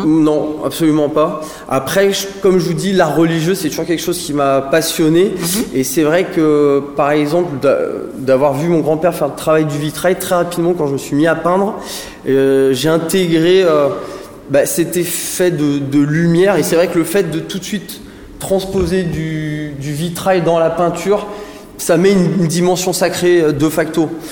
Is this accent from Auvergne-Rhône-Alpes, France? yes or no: yes; Saint-Étienne, Auvergne-Rhône-Alpes, France; moved away; also born or lived in Antilles / Bordeaux; je viens de Saint-Étienne, donc c'est une ville euh, bassin minier houillé qui m'a fortement influencé.